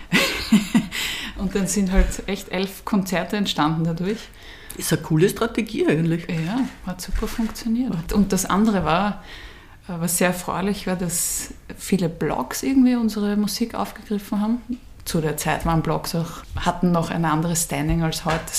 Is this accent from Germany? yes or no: no; Vienna, Austria; ich bin ähm, in Wien geboren